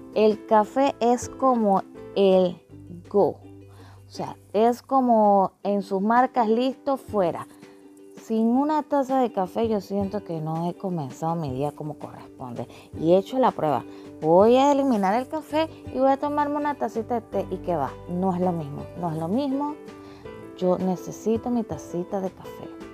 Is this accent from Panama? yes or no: yes; Panama; soy panameña, pero estoy casada con un mexicano